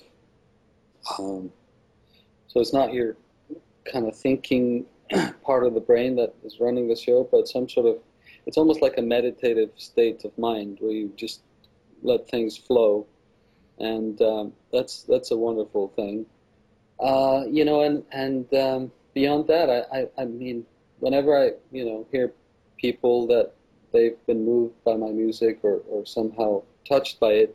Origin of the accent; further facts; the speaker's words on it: Iceland; I am from Iceland